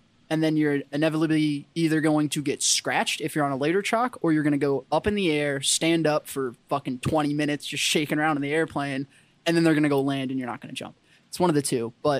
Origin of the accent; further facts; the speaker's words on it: San Antonio, Texas, United States; And I'm like, no, I'm in from San Antonio.